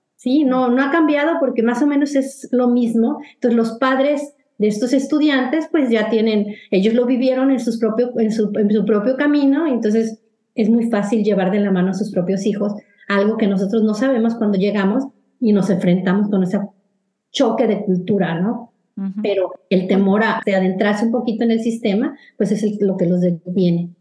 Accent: Mexico; moved away as an adult; now in United States; las personas que venimos de, México

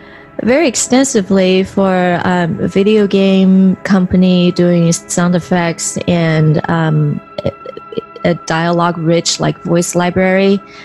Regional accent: Taiwan; also born or lived in California; now in United States; island called Taiwan, which is a part of China. And then I moved to California. So usually I would just say I'm from California.

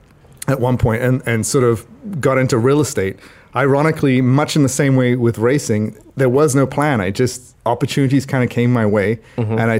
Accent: Trinidad & Tobago; moved away; I grew up in Trinidad, in the Caribbean

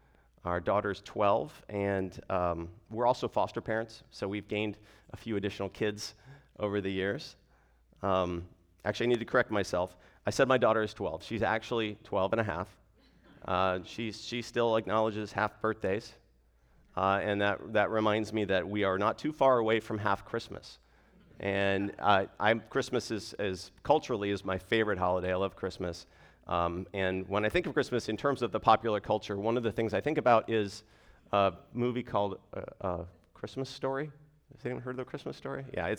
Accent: Arizona, United States; now in Fairfax, United States; So I am from Arizona originally. I grew up in a gospel preaching church.

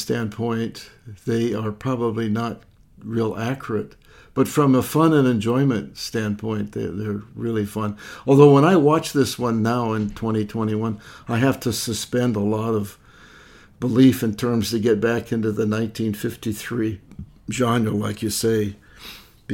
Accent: Montana, United States; We didn't get television in my hometown of Montana until 1955

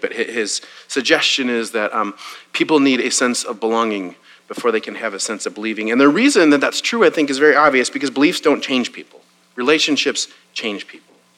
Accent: Wisconsin, United States; now in Waco, United States; I grew up in Wisconsin.

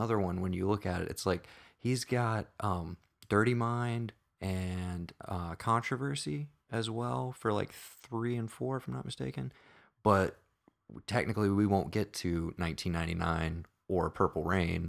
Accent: South Carolina, United States; we are from South Carolina

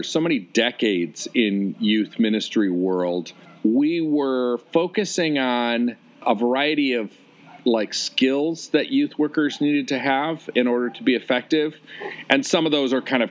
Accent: Detroit, Michigan, United States; also born or lived in Chicago / Omaha, Nebraska / Orange County, California / Pasadena; now in San Diego, United States; I'm from Detroit, and all my family and my wife's family, they're all there

